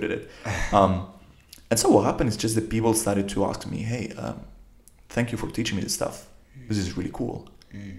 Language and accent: English; Grottaferrata, Lazio, Italy; moved away as an adult; also born or lived in Silicon Valley; I'm from Italy, if you want to be more precise, from Rome. If you want to be even more precise, from a small town next to Rome called Grottaferrata.